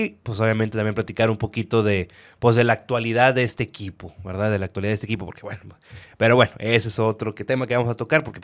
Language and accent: Spanish; Nuevo León, Mexico; eran de los millonarios como ahorita somos los regios, los millonarios.